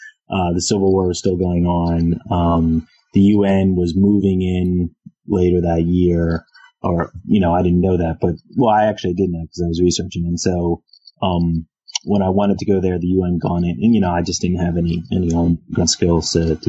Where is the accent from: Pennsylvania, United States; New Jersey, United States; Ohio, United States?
Pennsylvania, United States; Philadelphia; I'm from Philadelphia. So I actually teach where I work. And so I came back to teach at the University of Pennsylvania, after leaving home after high school. So I teach a few blocks from where I grew up.